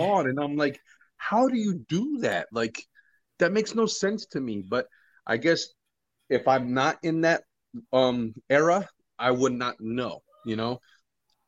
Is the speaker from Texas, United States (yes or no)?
no; New Jersey, United States; moved away; I'm from Jersey